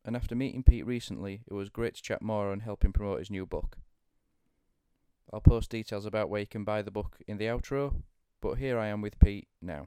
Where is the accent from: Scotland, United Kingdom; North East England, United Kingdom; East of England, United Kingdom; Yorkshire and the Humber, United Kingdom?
Yorkshire and the Humber, United Kingdom; I love being a Yorkshireman